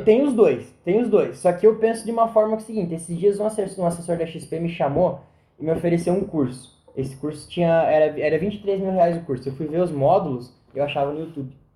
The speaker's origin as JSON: {"language": "Portuguese", "country": "Brazil", "said": "porque eu sou brasileiro, eu tenho que acreditar no meu país"}